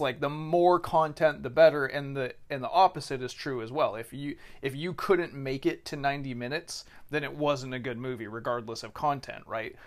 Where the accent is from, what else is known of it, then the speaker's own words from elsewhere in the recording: California, United States; I'm from California